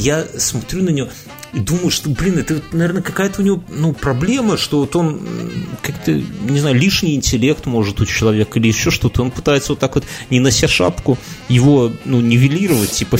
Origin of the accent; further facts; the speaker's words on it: Belarus; хотя мы, белорусы